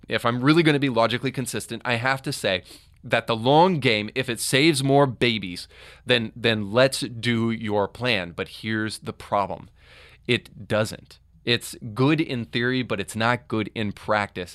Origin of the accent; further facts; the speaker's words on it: Tennessee, United States; here in my home state of Tennessee